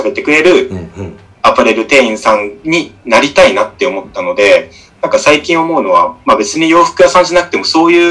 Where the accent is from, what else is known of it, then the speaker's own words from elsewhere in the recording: Oita, Japan; moved away as an adult; also born or lived in Fukuoka; 出身が大分県大分市なんですよ。うん、はいはいはい、はい、あの、東京ぶってますけど、めちゃくちゃ田舎 育ちで